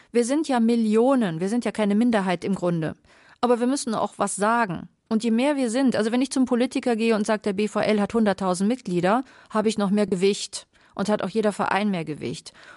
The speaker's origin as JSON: {"language": "German", "region": "Carinthia", "country": "Austria", "moved": "yes", "said": "Ich komme ja aus Kärnten."}